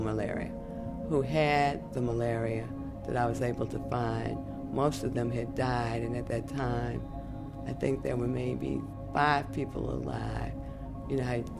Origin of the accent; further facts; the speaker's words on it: Washington, District of Columbia, United States; I live in Washington, D.C. I was born in Freedman's Hospital on September 8, 1952